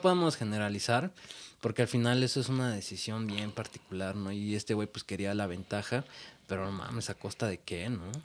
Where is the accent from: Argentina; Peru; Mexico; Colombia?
Mexico; Es un orgullo ser mexicano.